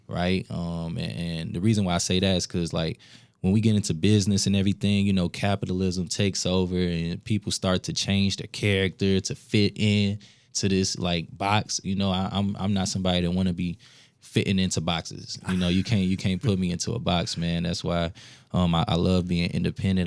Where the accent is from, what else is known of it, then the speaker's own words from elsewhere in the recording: Minneapolis, Minnesota, United States; also born or lived in Saint Paul; I'm from the South Side, Minneapolis